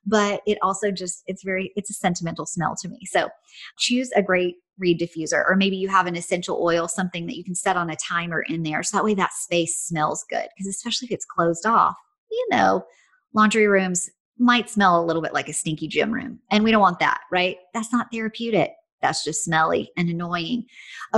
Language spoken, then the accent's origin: English; Tennessee, United States; I'm from Tennessee